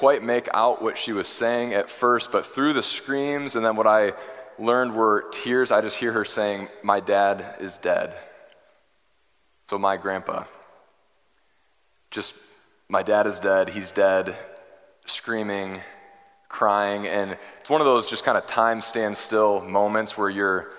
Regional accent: Michigan, United States; growing up in Michigan

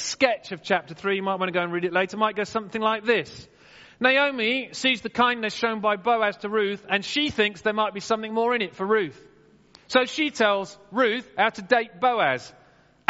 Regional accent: Wimborne, South West England, United Kingdom; I was growing up in St. John's Church in Wimborne, after my dad died

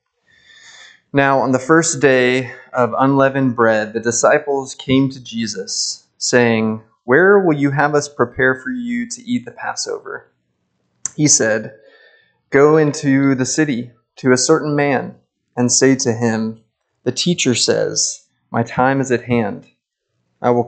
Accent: Lincoln, Nebraska, United States; I hail from Lincoln, Nebraska

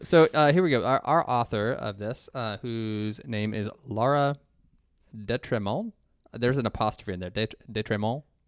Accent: Ohio, United States; I'm from Ohio

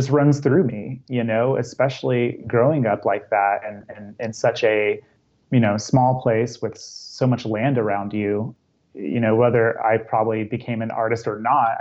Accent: Altus, Oklahoma, United States; also born or lived in Charleston, South Carolina; My family relocated to a small town in Oklahoma, Altus, Oklahoma

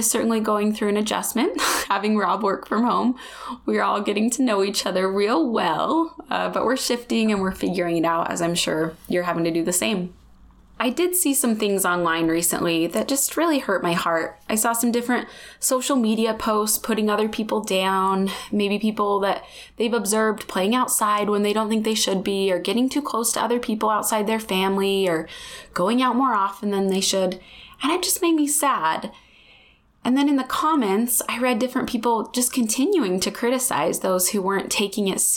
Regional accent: United States; growing up in the United States

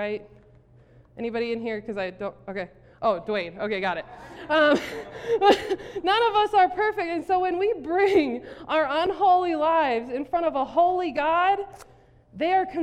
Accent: South Dakota, United States; I grew up in South Dakota, Tornado Alley.

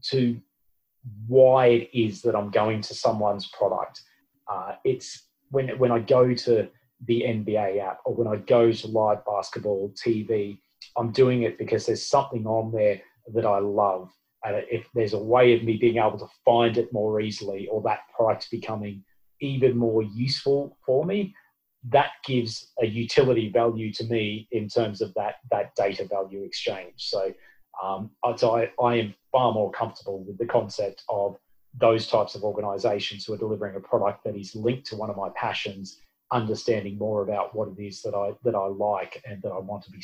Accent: Australia

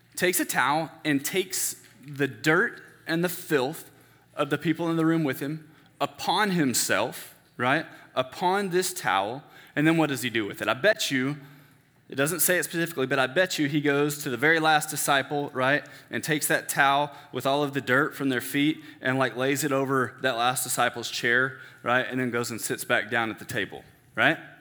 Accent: Denton, Texas, United States; I grew up in First Baptist Church, Denton

